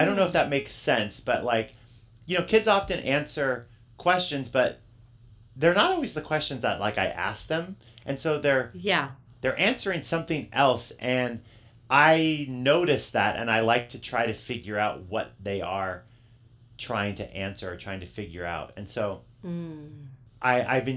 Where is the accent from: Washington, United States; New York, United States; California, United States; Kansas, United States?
Washington, United States; Yakima; I grew up in in Yakima, and I grew up in a school district that both my sisters, who are older than me, they both graduated from